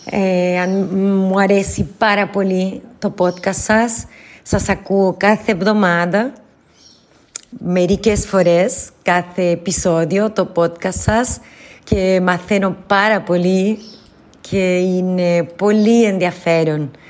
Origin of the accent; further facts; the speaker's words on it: Argentina; Greek is a second language; now in Brazil; Εγώ είμαι από την Αργεντινή, του Μπόρια Αργεντινή, κοντά τις Άντες